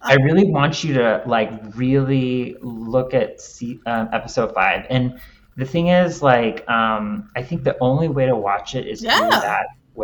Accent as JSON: {"language": "English", "region": "Texas", "country": "United States", "also_born_or_lived": "Cincinnati, Ohio", "moved": "yes", "said": "I'm from Texas."}